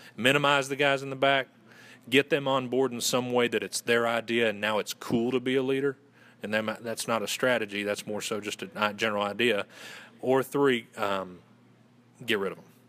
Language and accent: English; Western North Carolina, United States; accent: Southern gentleman; originally from Western North Carolina, and I went to Western Carolina University